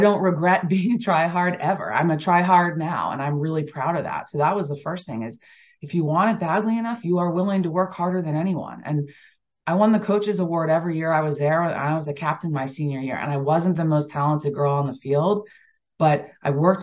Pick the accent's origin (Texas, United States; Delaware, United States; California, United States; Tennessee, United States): Delaware, United States; I grew up in Delaware, so you know, East Coast lacrosse for sure was prevalent